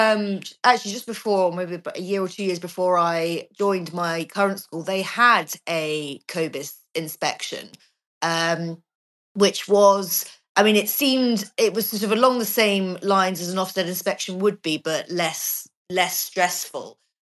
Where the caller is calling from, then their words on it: Portugal; I'm actually joining you from Portugal.